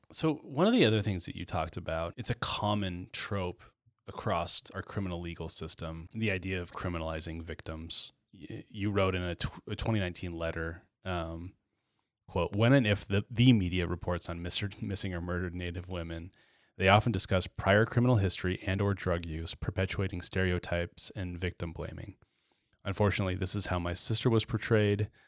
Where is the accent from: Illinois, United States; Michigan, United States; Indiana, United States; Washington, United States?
Washington, United States; Chattaroy; the black kid that I grew up with in Chatteroy